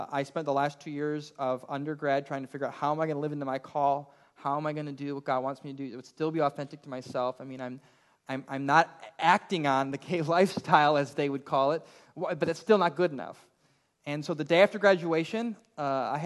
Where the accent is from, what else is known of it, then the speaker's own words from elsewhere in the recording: Elgin, Illinois, United States; I grew up in the Chicago suburbs in Elgin, Illinois